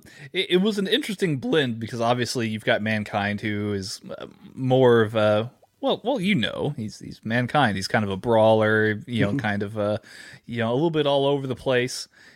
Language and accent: English; San Antonio, Texas, United States; I was born in San Antonio.